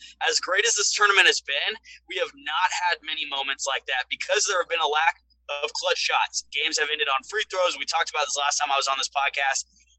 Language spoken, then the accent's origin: English; Houston, Texas, United States; we won't talk about the Astros, my hometown